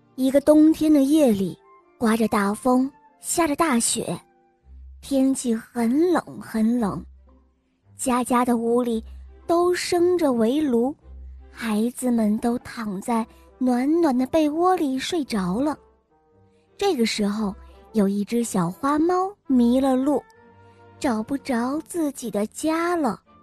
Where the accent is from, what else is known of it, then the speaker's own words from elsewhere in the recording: Weihai, Shandong, China; 我来自威海，我见五岁了